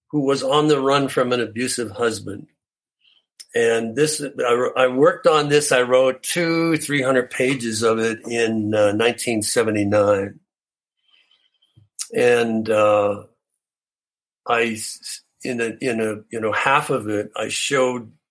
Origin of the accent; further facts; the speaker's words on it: Canada; I'm Canadian.